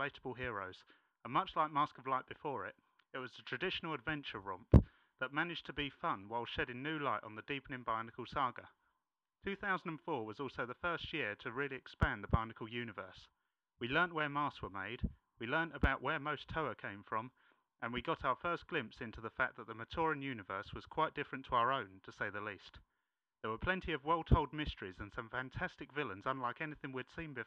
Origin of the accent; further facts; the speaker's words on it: England, United Kingdom; from England